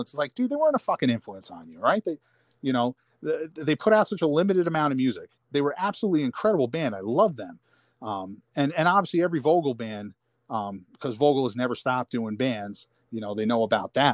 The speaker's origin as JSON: {"language": "English", "region": "New York", "country": "United States", "tie": "born or raised there", "said": "because I think growing up in New York, you have such a rich hardcore history"}